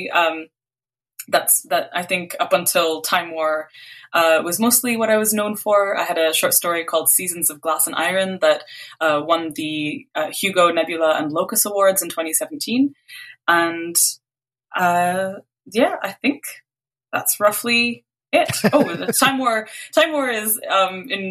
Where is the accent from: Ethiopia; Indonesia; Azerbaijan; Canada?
Canada; also born or lived in Beirut, Lebanon; I was born in Canada, and like we moved to Lebanon for 2 years when I was little.